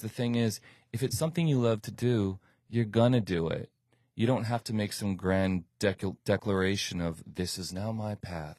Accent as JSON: {"language": "English", "region": "New York", "country": "United States", "tie": "born or raised there", "moved": "as an adult", "lives_now": "Miami, United States", "said": "I lived in New York most of my childhood, went to school there"}